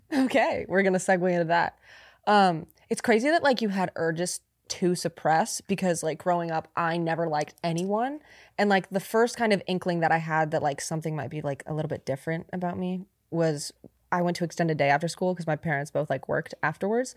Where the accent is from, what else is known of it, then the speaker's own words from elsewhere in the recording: near Sacramento, California, United States; my hometown. It was like near Sacramento